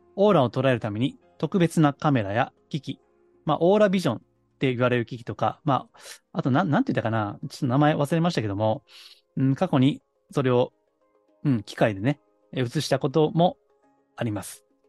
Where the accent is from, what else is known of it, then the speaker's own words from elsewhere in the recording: Kansai, Japan; 関西の下町出身なんで